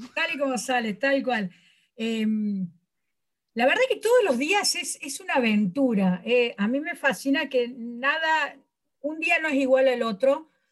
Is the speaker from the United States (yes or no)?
no; Córdoba, Argentina; soy de Córdoba